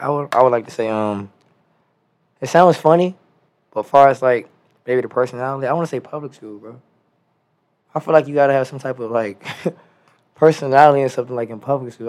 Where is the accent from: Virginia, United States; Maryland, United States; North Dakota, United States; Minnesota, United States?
Maryland, United States; Prince George's County; also born or lived in Washington, D.C.; I was born in Washington D.C., uh, raised in Prince George's County, Maryland